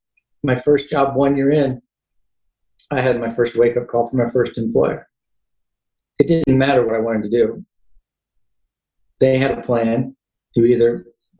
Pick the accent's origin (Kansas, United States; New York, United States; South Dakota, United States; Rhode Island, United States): Kansas, United States; moved away as an adult; also born or lived in Indiana; I grew up in Kansas, born and raised